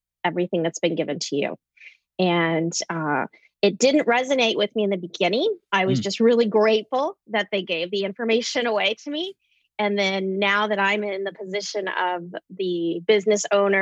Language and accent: English; Anchorage, Alaska, United States; also born or lived in Minneapolis, Minnesota; now in Illinois, United States; being born and raised in Anchorage, Alaska